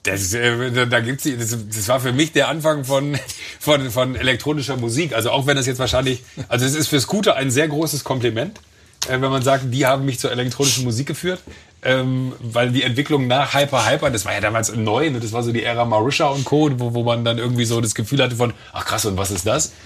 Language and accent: German; Mönchengladbach, North Rhine-Westphalia, Germany; now in Munich, Germany; ich bin auf dem Land groß geworden, da im, im Rheinland